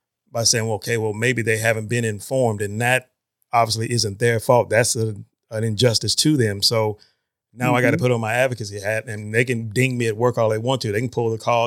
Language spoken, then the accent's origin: English; Northeast Georgia, United States; I grew up in an area up in Northeast Georgia.